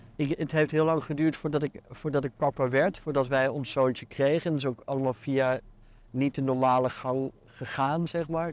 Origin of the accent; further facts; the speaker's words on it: Netherlands; moved away as an adult; now in Belgium; als Nederlander in dit land